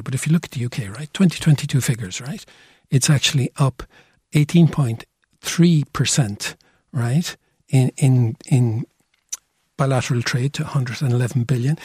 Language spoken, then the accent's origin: English; Cork, Munster, Ireland; I feel very Cork today. I'm from Cork